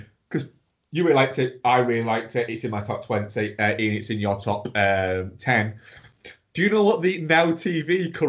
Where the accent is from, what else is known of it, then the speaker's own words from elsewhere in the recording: United Kingdom; watching it as a Brit.